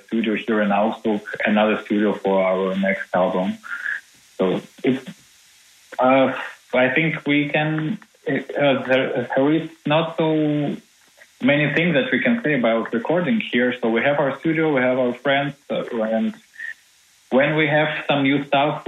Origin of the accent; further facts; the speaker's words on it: Minsk, Belarus; now in Germany; from Minsk, from my hometown, home city.